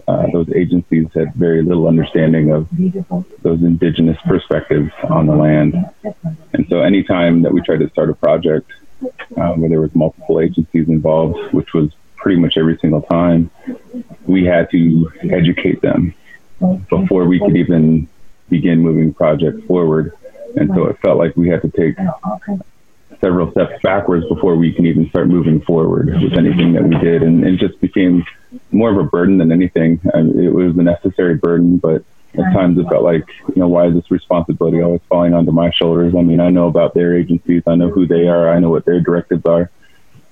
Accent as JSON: {"language": "English", "area": "Keweenaw Bay Indian Community", "region": "Upper Peninsula of Michigan", "country": "United States", "said": "I'm from the Keweenaw Bay Indian community."}